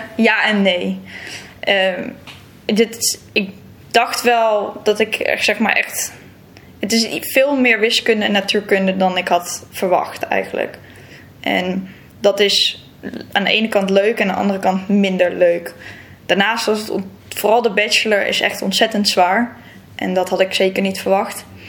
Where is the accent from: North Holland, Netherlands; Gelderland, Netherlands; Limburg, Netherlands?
North Holland, Netherlands; Texel; moved away as an adult; also born or lived in Brabant; now in Leiden, Netherlands; ik ben opgegroeid op Texel. En ik kom uit Brabant ja, ik vind het zelf niet meer helemaal te horen.